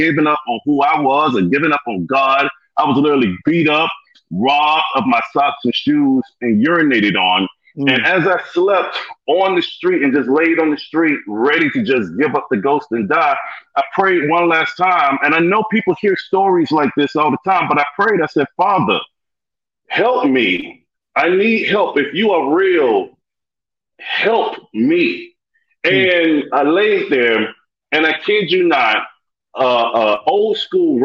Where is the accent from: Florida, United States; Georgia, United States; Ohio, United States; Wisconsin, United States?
Georgia, United States; Atlanta; I'm from Atlanta, went to Lithonia High School